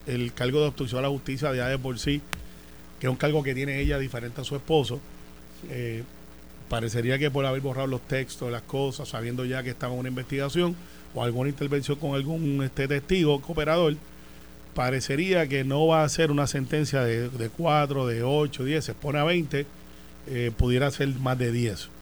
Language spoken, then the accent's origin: Spanish; Puerto Rico; como buen puertorriqueño